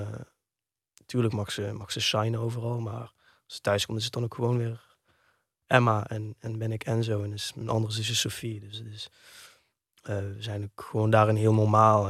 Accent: Heerlen, Limburg, Netherlands; also born or lived in Kerkrade / Amsterdam / Weesp; Ik ben geboren in Heerlen

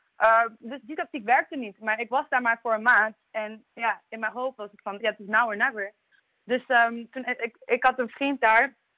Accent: Maastricht, Limburg, Netherlands; ik kom uit Maastricht, geboren en getogen uit Maastricht

